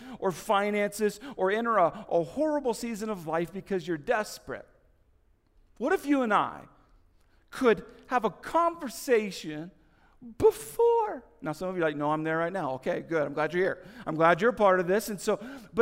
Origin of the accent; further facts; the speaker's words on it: United States; moved away; also born or lived in Kansas / Indiana; I grew up in Kansas and Indiana